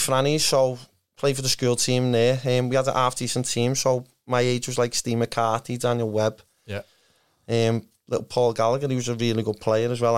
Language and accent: English; Liverpool, North West England, United Kingdom; by Kirkdale Station. So, I lived by there. Yeah. I grew up there